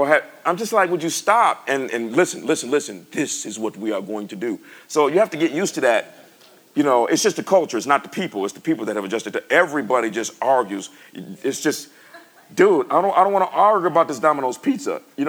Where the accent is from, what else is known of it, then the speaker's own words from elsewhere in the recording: United States; I'm from America, you know.